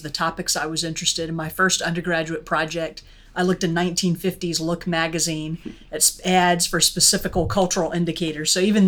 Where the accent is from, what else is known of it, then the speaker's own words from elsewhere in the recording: Pensacola, Florida, United States; I'm from the Gulf Coast, actually, out along the Gulf of Mexico in Pensacola, Florida, the home of the Blue Angels and the whitest sand that I've ever seen.